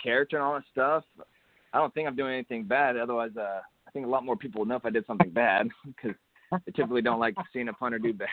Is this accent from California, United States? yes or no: no; Hutto, Texas, United States; It was just a little school over here in my hometown of Hutto, Texas